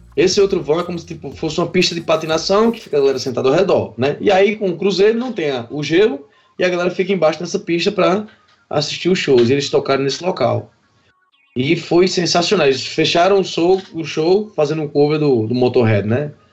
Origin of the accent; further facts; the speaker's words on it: Patos, Paraíba, Brazil; moved away as an adult; now in Campina Grande, Brazil; sou natural de Patos, né, vim para aqui para Campina Grande em 2007